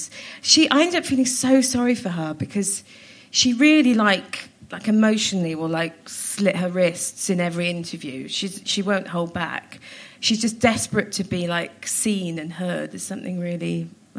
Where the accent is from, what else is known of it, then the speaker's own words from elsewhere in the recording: Cardiff, Wales, United Kingdom; also born or lived in Pontypridd; I was born in Pontypridd Hospital, but I grew up in Cardiff